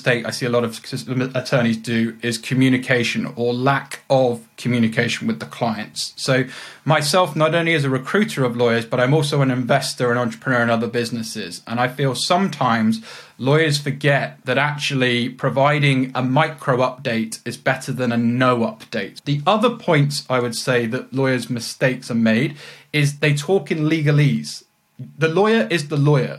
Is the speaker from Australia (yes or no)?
no; Leicestershire, East Midlands, United Kingdom; moved away as an adult; also born or lived in Andover / Leeds; now in London, United Kingdom; But I moved and was raised up in Leicestershire, which is about 50 minutes from central London. And I grew up around there.